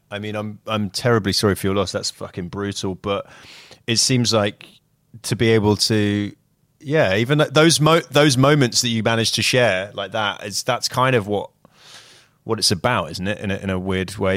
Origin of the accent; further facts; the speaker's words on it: United Kingdom; moved away; as a Brit